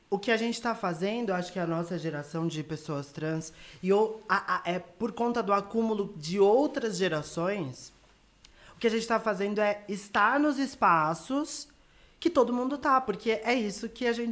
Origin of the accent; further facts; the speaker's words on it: São Paulo, Brazil; also born or lived in Bahia; Porque eu não cresci na Bahia, eu não sou baiana. Eu morei na Bahia, eu cresci na periferia de São Paulo.